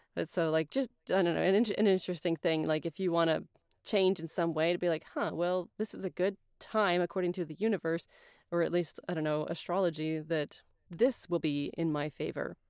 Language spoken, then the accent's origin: English; United States; I'm American